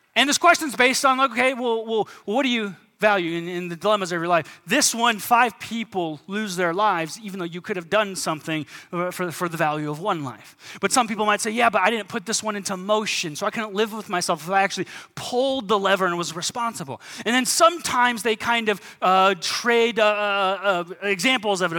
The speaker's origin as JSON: {"language": "English", "country": "United States", "said": "As American Christians"}